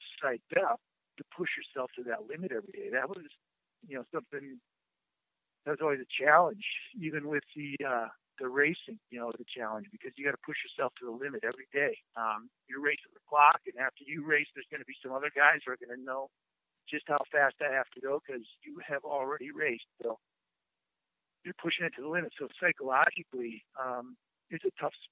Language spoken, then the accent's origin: English; Madison, Wisconsin, United States; growing up in Madison